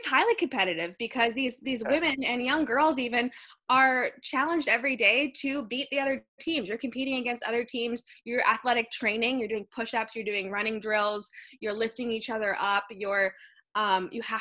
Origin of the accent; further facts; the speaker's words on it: Youngstown, Ohio, United States; moved away as an adult; now in Chicago, United States; I was actually born in Northeast Ohio. So I'm from the Youngstown area, which is about 45 minutes from Cleveland, 45 minutes from Pittsburgh